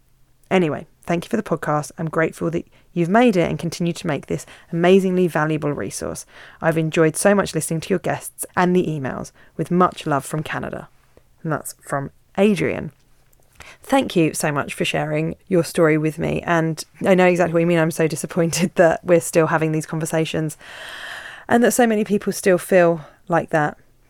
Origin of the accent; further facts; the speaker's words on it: Isle of Man; I'm 50 now and I grew up on the Isle of Man when it was still illegal to be gay and when gay men were aggressively prosecuted by the police.